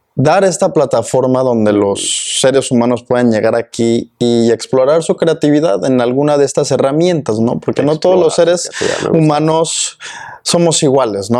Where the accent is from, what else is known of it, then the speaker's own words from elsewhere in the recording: Mexico; first language Spanish; now in Austin, United States; otros connacionales mexicanos